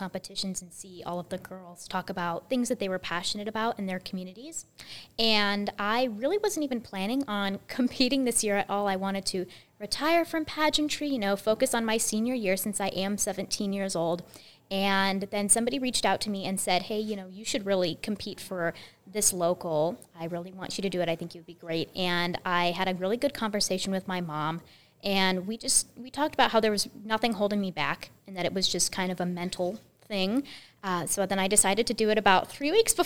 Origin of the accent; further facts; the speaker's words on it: Pella, Iowa, United States; I am from Pella, Iowa